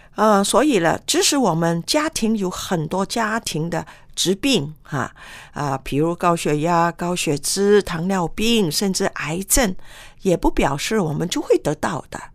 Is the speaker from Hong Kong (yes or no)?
yes; Hong Kong; 我们在香港长大